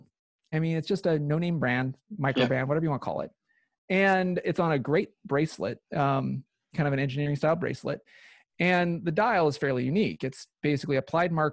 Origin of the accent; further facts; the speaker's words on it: Pacific Northwest, United States; I was born and raised in the Pacific Northwest